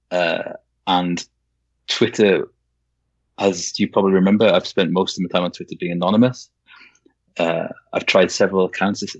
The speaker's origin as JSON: {"language": "English", "region": "Wales", "country": "United Kingdom", "tie": "born or raised there", "lives_now": "Yorkshire, United Kingdom", "said": "I'm Welsh. My parents both Welsh. I was brought up in Wales, but I live I live in Yorkshire, so I've had"}